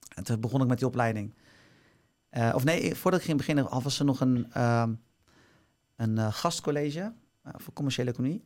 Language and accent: Dutch; Barendrecht, South Holland, Netherlands; ik kom dus uit Barendrecht